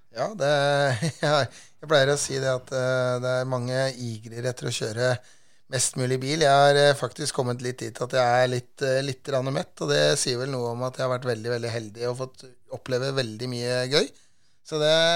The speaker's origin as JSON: {"language": "Norwegian", "country": "Norway"}